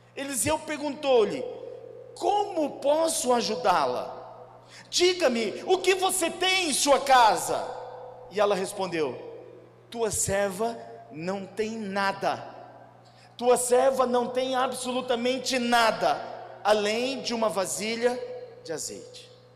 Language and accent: Portuguese; Campinas, São Paulo, Brazil; eu sou de Campinas